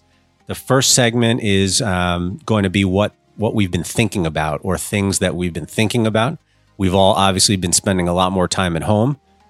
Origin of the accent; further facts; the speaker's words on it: New York, United States; moved away as an adult; now in Hong Kong; I'm from New York. New York's my home.